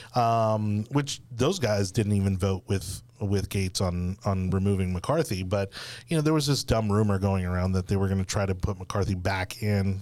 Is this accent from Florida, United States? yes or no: yes; South Florida, United States; we're from South Florida